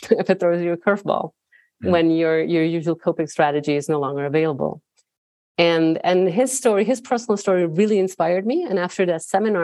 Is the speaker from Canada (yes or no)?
no; Bern, Switzerland; I was born and raised in Bern, in the Swiss capital.